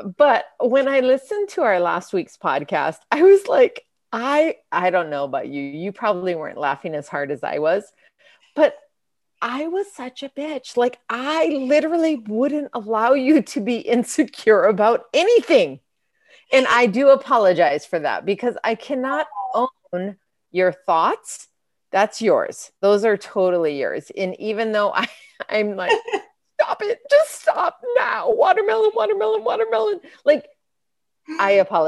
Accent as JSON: {"language": "English", "region": "Michigan", "country": "United States", "tie": "born or raised there", "said": "I was born in Michigan"}